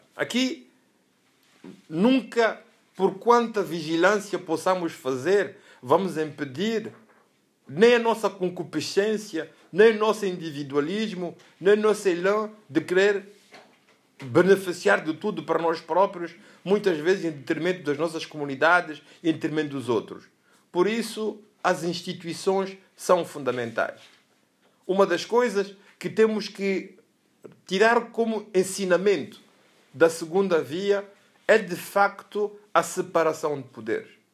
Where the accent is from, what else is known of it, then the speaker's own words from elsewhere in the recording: Mozambique; ao nosso viver juntos como moçambicanos